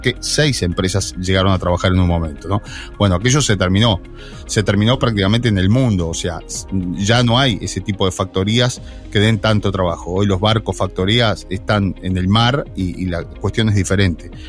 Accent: La Paloma, Rocha, Uruguay; yo nací en La Paloma

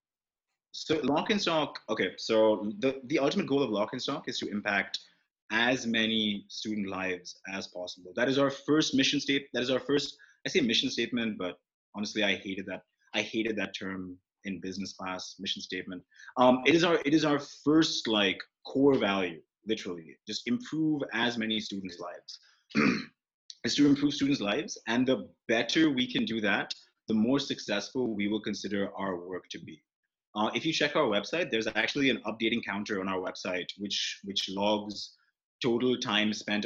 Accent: India; I'm Indian

